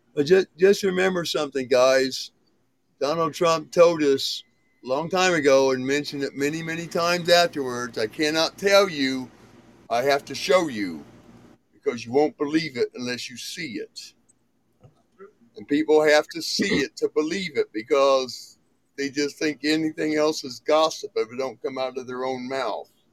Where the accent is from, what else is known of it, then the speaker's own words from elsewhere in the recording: Indiana, United States; moved away as an adult; also born or lived in Fort Gordon, Georgia; now in Montana, United States; I was born in Georgia, born in Fort Gordon, Georgia home of the 82nd Airborne's original household. And I moved to Indiana, was raised in Indiana with, when I was a little kid